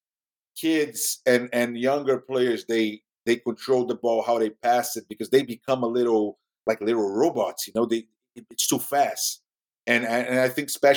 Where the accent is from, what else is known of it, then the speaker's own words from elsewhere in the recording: Rio de Janeiro, Brazil; English is a second language; I'm from Rio